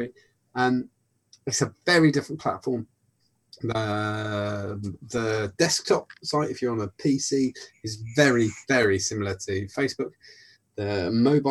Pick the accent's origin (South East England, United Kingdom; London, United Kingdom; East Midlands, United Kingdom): South East England, United Kingdom; Buckinghamshire; I'm from Buckinghamshire.